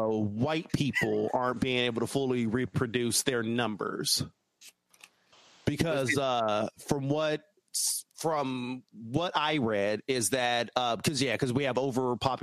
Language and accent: English; Arizona, United States; first language English; I'm born and raised in Arizona